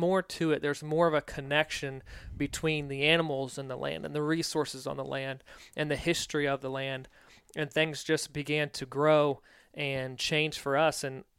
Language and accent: English; Virginia, United States; So for me, I grew up on the East Coast in Virginia. Grew up in a very tight-knit family, kind of a farming family.